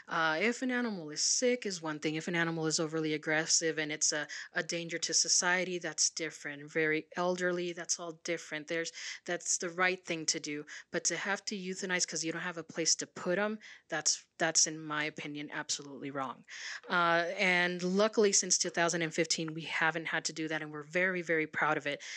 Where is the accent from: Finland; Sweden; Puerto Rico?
Puerto Rico; now in Sierra Vista, United States; I'm originally from Puerto Rico